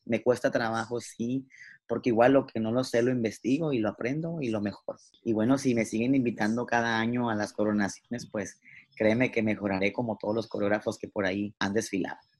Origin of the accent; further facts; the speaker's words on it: Mazatlán, Sinaloa, Mexico; moved away; also born or lived in Mexico City; yo me llevé, toda mi ropa como que si nunca fuera a volver a Mazatlán